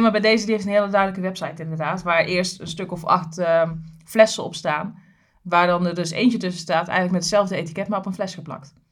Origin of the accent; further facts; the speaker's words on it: Tilburg, North Brabant, Netherlands; ik kom uit Krijkenstad, hè, dus Kruikenzeiker